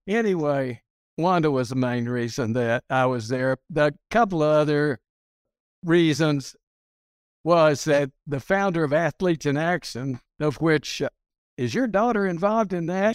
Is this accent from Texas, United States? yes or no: yes; Hereford, Texas, United States; moved away as an adult; also born or lived in Carlsbad, New Mexico / Littlefield, Texas / Caracas, Venezuela; now in Houston, United States; I grew up in Hereford, Texas